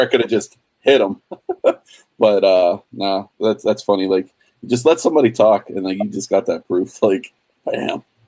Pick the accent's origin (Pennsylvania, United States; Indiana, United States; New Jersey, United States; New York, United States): Pennsylvania, United States; Pittsburgh; I'm from Pittsburgh